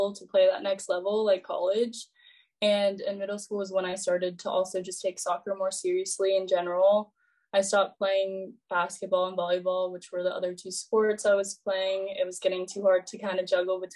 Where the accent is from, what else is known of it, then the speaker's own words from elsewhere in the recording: Roseville, California, United States; I'm from Roseville, California, which is a city right by Sacramento.